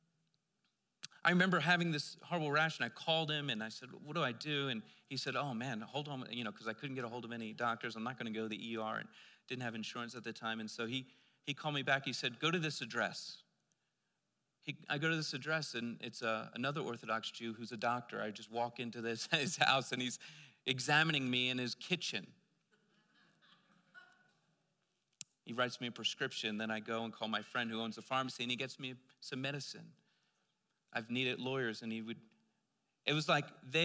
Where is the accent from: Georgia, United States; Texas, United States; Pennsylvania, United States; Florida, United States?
Pennsylvania, United States; moved away; I'm from Pennsylvania, and one of the crazy, amazing communities that you'll see out in Lancaster, Pennsylvania, which was close to where I was living